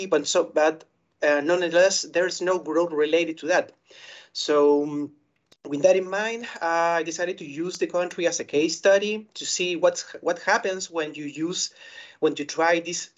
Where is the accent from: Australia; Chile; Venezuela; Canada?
Chile; I'm from Chile.